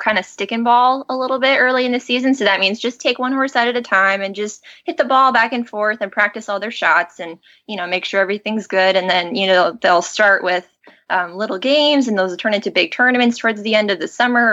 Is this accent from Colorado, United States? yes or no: yes; Colorado, United States; moved away as an adult; also born or lived in Arizona; now in New Jersey, United States; I was born in Arizona, and then when we moved to Colorado, I was 11. So most of the time I say I'm from Colorado, that's really where I grew up